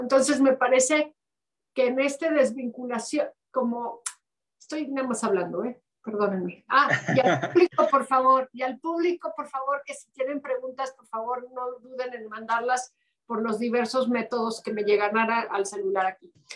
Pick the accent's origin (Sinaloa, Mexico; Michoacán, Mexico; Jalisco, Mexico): Jalisco, Mexico; Los Altos de; moved away as an adult; soy una mexicana eh, distinta de los altos de Jalisco